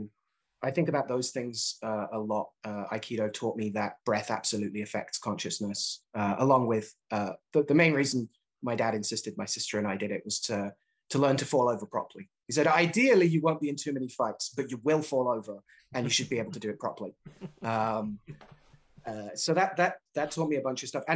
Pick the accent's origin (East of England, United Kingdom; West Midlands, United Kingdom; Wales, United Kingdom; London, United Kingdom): West Midlands, United Kingdom; Birmingham; moved away as an adult; also born or lived in Leeds, United Kingdom / New York, United States; now in New England, United States; I grew up in Birmingham